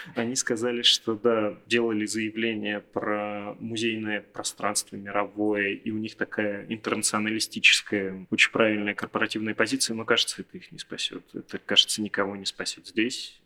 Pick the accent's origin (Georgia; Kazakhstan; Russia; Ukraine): Russia; Perm, Perm Krai; как пермяк